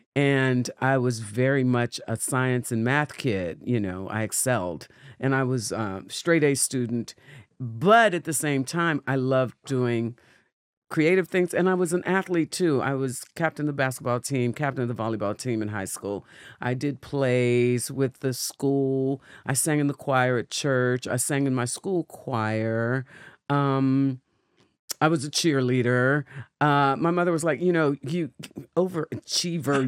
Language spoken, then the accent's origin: English; Pittsburgh, Pennsylvania, United States; The Berg, my hometown